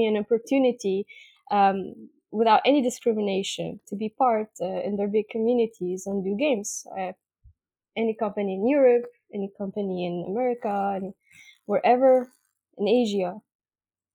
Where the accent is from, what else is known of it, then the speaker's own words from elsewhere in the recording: Lebanon; I grew up in Lebanon. Okay. I'm born, I'm raised, I'm still here all of my life